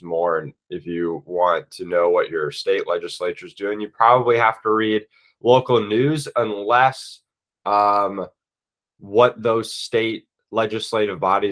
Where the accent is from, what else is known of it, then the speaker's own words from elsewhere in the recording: Virginia, United States; I'm from Virginia.